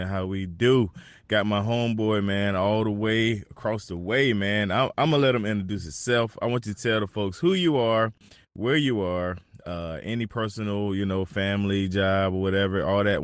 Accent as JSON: {"language": "English", "town": "Turkey", "region": "North Carolina", "country": "United States", "tie": "born or raised there", "also_born_or_lived": "Fayetteville, North Carolina", "said": "I grew up in Turkey, North Carolina, and I went to school in Fayetteville"}